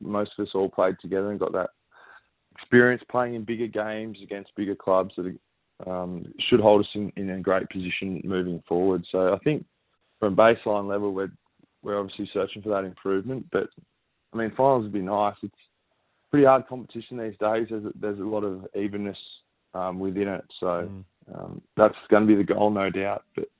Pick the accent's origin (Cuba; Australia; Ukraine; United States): Australia; New South Wales; for someone like we spoke about growing up in New South Wales, not really understanding how big AFL footy was in Victoria and those AFL states.